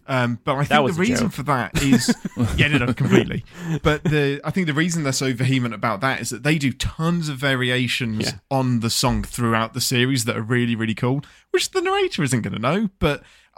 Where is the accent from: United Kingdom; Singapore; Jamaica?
United Kingdom; England; I'm English.